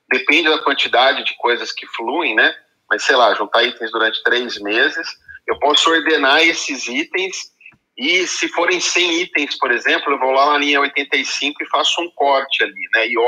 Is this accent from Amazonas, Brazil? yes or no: no; Campinas, São Paulo, Brazil; sou aqui de Campinas.